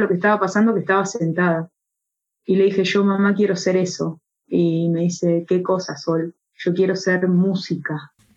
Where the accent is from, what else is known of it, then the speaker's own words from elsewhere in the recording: Argentina; mi pueblo natal de Calufú